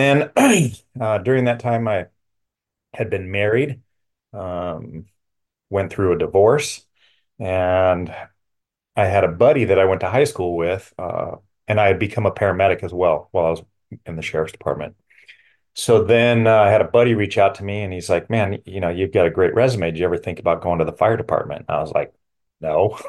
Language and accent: English; Los Angeles, California, United States; born there; So I was born in Los Angeles, California.